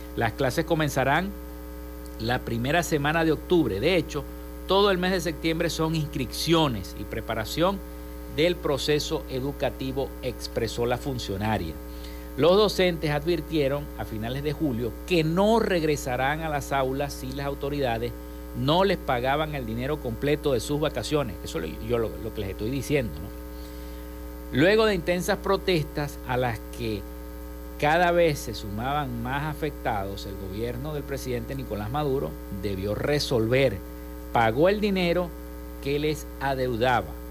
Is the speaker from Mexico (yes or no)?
no; Venezuela